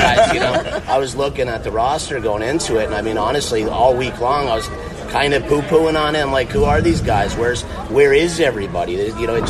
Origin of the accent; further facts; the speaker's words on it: Upper Peninsula, Michigan, United States; moved away as an adult; now in Florida, United States; I grew up in Upper Peninsula, Michigan